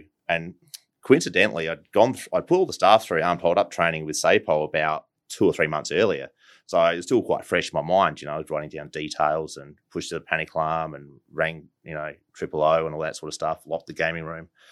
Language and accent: English; Adelaide, South Australia, Australia; born and bred in Adelaide, uh, down at Port Adelaide